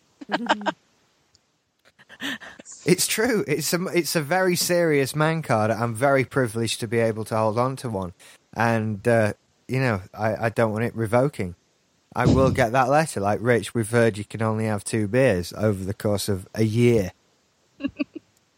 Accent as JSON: {"language": "English", "region": "Yorkshire and the Humber", "country": "United Kingdom", "said": "I'm from South Yorkshire"}